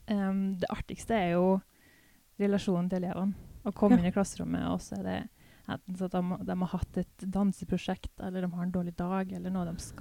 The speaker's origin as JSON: {"language": "Norwegian", "town": "Røros", "region": "Trøndelag", "country": "Norway", "accent": "mix of Trøndersk, Hedmark, Eastern Norwegian, a bit Swedish", "said": "Ja. Og du kommer fra? Røros. Ja. Så litt sånn trønderhybrid"}